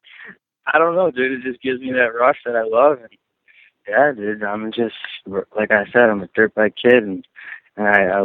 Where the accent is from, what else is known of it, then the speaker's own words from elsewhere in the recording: Buffalo, New York, United States; I'm from Buffalo, New York